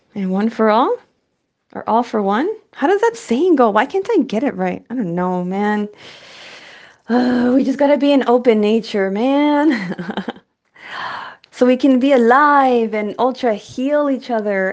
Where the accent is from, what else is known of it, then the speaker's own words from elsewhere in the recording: El Paso, Texas, United States; now in San Francisco Bay Area, United States; I'm from Texas and then became a bay bitch. I'm from El Paso, Chuco Town, nine one five vibes.